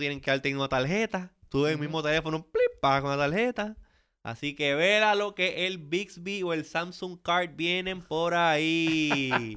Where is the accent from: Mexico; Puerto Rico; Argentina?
Puerto Rico; de Puerto Rico siempre lo tienen en una zona media gris y no necesariamente somos considerados Latinoamérica ni tampoco somos considerados parte de Estados Unidos.